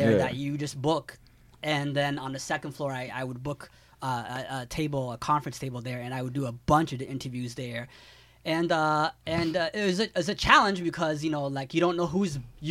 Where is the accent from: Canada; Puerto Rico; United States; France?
Canada; London, Ontario; now in Toronto, Canada; I'm from London, Ontario. So when I grew up in London, there wasn't good hip-hop music playing on the radio.